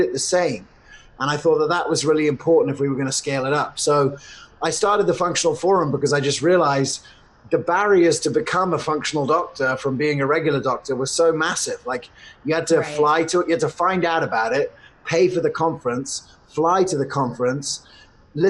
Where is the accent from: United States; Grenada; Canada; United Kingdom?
United States; I was born in America, and I was definitely the weird kid at school that did natural medicine.